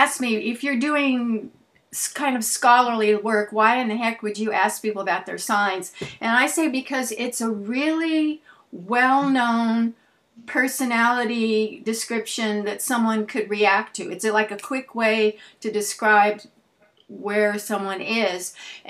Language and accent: English; Los Angeles, California, United States; I went to high school at University High in at West LA.